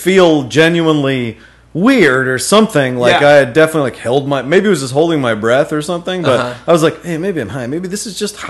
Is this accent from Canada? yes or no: no; College Station, Texas, United States; I'm from College Station.